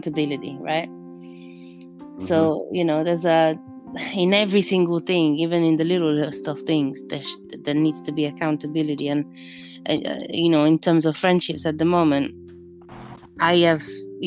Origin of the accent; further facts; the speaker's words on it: Rome, Lazio, Italy; English is a second language; moved away as an adult; now in London, United Kingdom; I was born in the heart of Babylon, in Rome.